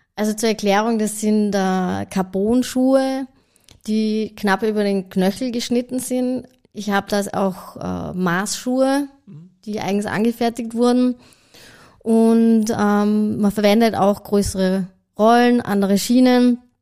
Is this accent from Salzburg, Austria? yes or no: yes; Salzburg, Austria; moved away as an adult; also born or lived in Hong Kong / Sydney, Australia / Switzerland; ich bin ursprünglich aus Salzburg